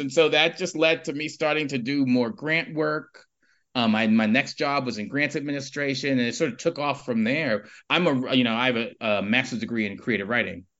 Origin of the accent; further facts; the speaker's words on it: New York City, New York, United States; moved away as an adult; now in Edinburgh, United Kingdom; I grew up in Harlem